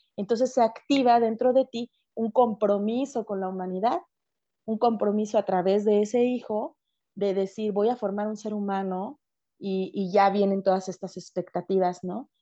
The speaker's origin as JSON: {"language": "Spanish", "country": "Mexico", "said": "yo soy mexicana"}